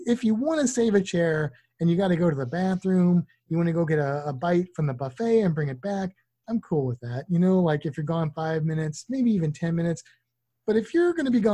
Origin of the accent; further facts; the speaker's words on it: Missouri, United States; now in Florida, United States; I grew up in Missouri